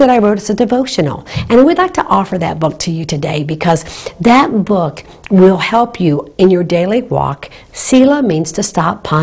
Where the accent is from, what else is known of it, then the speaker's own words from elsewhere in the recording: Naples, Florida, United States; Naples, Florida, my hometown